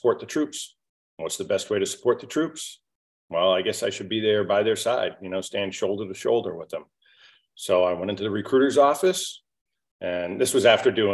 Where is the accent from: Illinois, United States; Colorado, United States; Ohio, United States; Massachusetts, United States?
Massachusetts, United States; just south of Boston; I was born in the Northeast, just south of Boston, hardworking blue-collar family. My father was a builder, built houses, and we were very self-reliant.